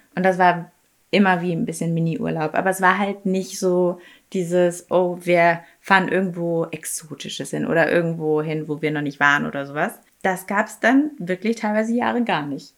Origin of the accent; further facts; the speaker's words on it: Munich, Bavaria, Germany; Ich bin ja in München groß geworden